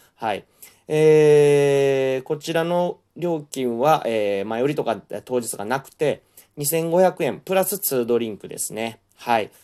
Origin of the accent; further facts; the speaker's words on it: Kansai, Japan; accent: Kansai-ben; 関西弁のノリ